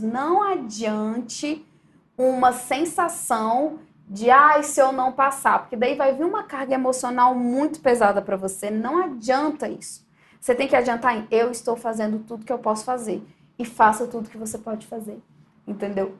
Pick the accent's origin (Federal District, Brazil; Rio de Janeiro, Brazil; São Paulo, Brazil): Federal District, Brazil; Brasília; E eu sempre fui de Brasília, eu sou de Brasília